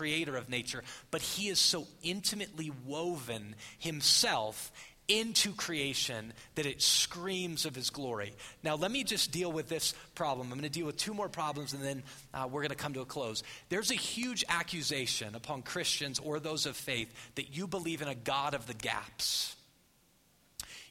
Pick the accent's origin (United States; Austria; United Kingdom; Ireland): United States; Phoenix, Arizona; I'm from Phoenix.